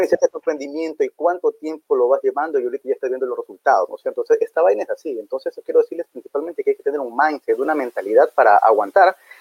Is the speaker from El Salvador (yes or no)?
no; Ecuador; Soy de Ecuador, soy de segunda generación